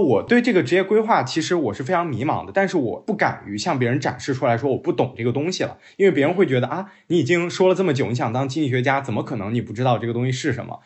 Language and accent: Chinese; Beijing, China; 我自己呢是一个文商科毕业的英国留学生，呃，北京人，现在呢在金融行业外企工作